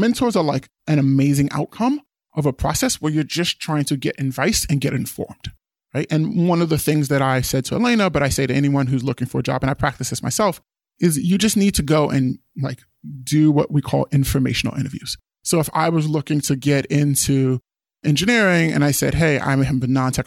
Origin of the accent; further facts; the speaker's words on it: East Coast, United States; moved away as an adult; also born or lived in Guinea (father's origin); I grew up on the East Coast, immigrant parents